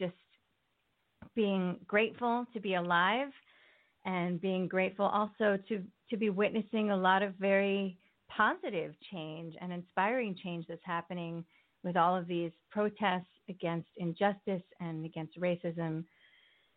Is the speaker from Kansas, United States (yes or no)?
no; Connecticut, United States; moved away as an adult; also born or lived in Port Chester, New York / California; now in New York City, United States; I did grow up in the New York area. I was born in Port Chester, New York, and I lived in various parts of Connecticut.